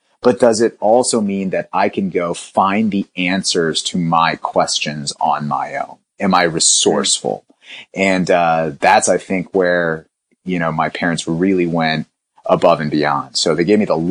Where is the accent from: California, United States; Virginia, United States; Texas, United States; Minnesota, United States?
Virginia, United States; Roanoke; also born or lived in India; I was born in India myself. I came to this country and we moved to a rural town in the Blue Ridge Mountains in Roanoke, Virginia